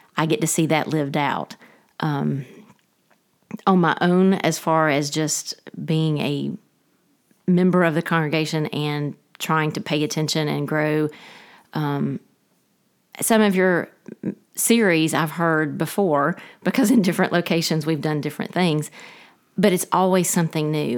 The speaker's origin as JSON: {"language": "English", "town": "Dalton", "region": "Georgia", "country": "United States", "tie": "born or raised there", "also_born_or_lived": "Rome, Georgia / Fort Worth, Texas / Waycross, Georgia", "moved": "as an adult", "said": "I am originally from Dalton, Georgia. I grew up there, um, until college"}